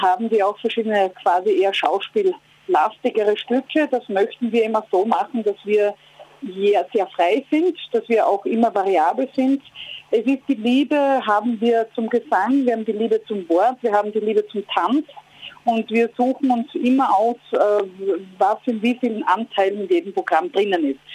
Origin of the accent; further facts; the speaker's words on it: Graz, Styria, Austria; now in Vienna, Austria; ich fahre gerade von Graz nach Wien, also quasi aus meiner Heimat zurück dort in die Hauptstadt, wo ich lebe.